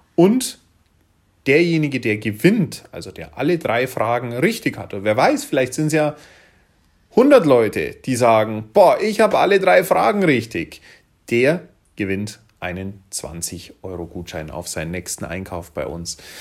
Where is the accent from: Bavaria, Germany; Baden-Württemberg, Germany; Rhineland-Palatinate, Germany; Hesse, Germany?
Bavaria, Germany; hier bei uns in Bayern